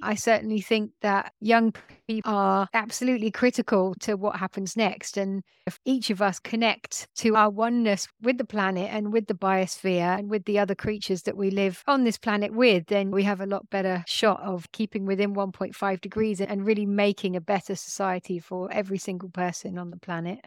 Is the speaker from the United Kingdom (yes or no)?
yes; London, United Kingdom; I grew up in London